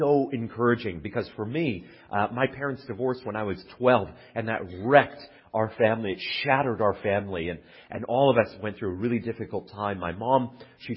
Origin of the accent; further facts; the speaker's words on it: Calgary, Alberta, Canada; moved away as an adult; also born or lived in Oxford, England; I'm from Calgary, Alberta, born and raised